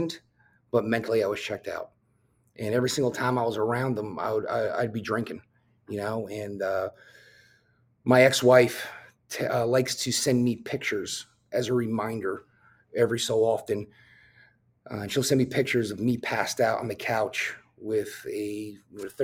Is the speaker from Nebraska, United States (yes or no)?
no; New Jersey, United States; I drove to the top of this mountain in my hometown, which had a beautiful scenic view of New York City.